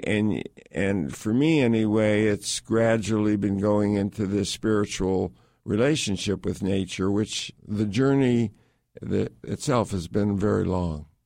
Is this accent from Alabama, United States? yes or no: no; Connecticut, United States; I grew up in suburban Connecticut.